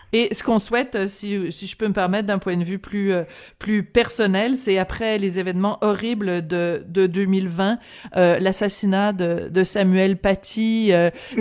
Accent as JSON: {"language": "French", "country": "France", "tie": "born or raised there", "also_born_or_lived": "Quebec", "moved": "yes", "said": "je suis née en France"}